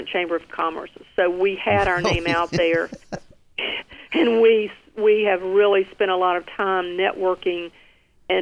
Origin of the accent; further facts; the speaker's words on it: Rocky Mount, North Carolina, United States; now in New Bern, United States; Rocky Mount, North Carolina, which is my hometown